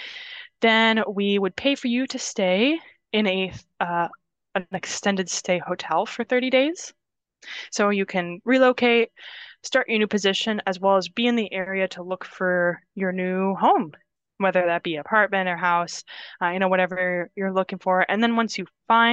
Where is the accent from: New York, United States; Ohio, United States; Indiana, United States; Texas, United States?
Indiana, United States; moved away as an adult; also born or lived in Minnesota; now in Wisconsin, United States; I was in Minnesota for several years, as I said, doing school, but I'm originally from Indiana, where I moved back to after school. So relocated here to Wisconsin from there